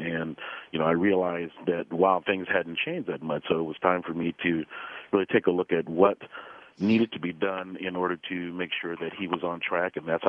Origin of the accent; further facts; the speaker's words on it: Los Angeles, California, United States; You know, it's the story dates really back to the fifth grade when I was a very young man. I was part of the initial busing that happened in Los Angeles.